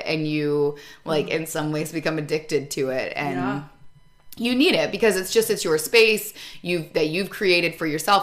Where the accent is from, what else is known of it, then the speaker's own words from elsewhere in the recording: Michigan, United States; moved away as an adult; also born or lived in Chicago; now in Grand Rapids, United States; I'm from Michigan